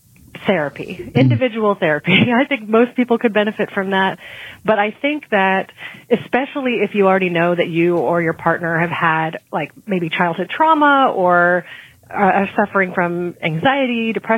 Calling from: Durham, North Carolina, United States; Hey, Kim and Penn … I'm from Durham, North Carolina

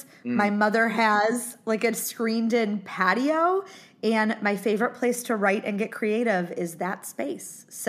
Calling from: Ohio, United States; I'm in my mother's kitchen in Ohio.

